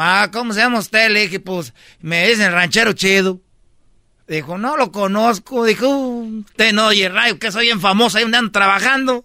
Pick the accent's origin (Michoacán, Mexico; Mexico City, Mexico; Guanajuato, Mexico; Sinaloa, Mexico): Michoacán, Mexico; yo soy de Michoacán